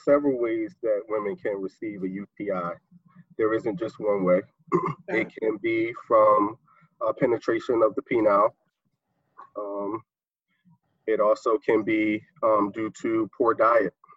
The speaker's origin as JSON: {"language": "English", "town": "Newark", "region": "New Jersey", "country": "United States", "said": "I'm from Brick City, Newark, New Jersey."}